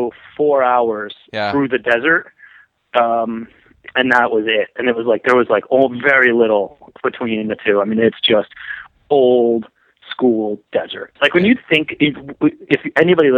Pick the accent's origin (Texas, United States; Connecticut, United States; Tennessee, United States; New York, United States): Connecticut, United States; New England; I grew up in Connecticut, New England